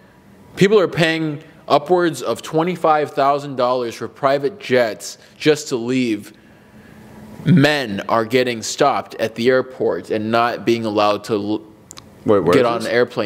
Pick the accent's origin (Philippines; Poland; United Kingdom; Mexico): Mexico; Mexico City; born there; I was born in Mexico City, and I'm proud of this.